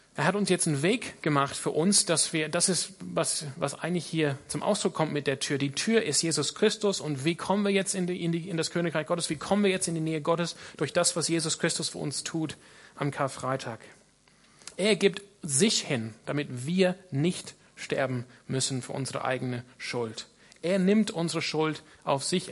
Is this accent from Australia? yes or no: yes; Australia; now in Freiburg, Germany; ich komme aus Australien